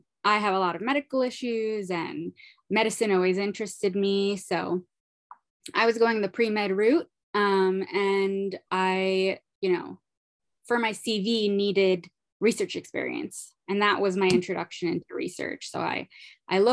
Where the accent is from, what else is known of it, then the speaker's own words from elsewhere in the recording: Brooklyn, New York, United States; I'm originally from Brooklyn, New York